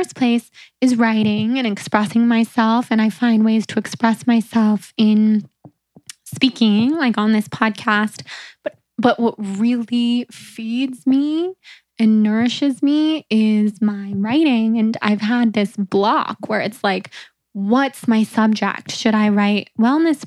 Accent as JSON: {"language": "English", "area": "near San Francisco", "region": "California", "country": "United States", "tie": "born or raised there", "also_born_or_lived": "New York", "moved": "yes", "said": "growing up near San Francisco"}